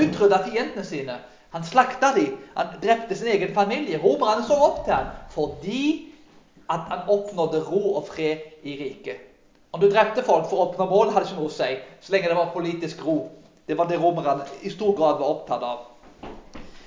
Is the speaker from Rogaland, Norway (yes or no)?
yes; Karmøy, Rogaland, Norway; Når jeg vokste opp på bedehuset på Karmøy